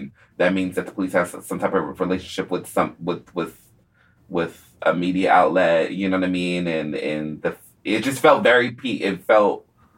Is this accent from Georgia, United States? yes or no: yes; Atlanta, Georgia, United States; I grew up in Atlanta